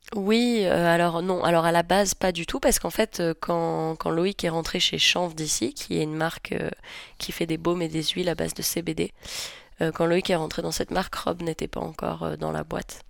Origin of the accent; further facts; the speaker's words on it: Nice, Provence-Alpes-Côte d'Azur, France; now in Savoie, France; je suis niçoise à la base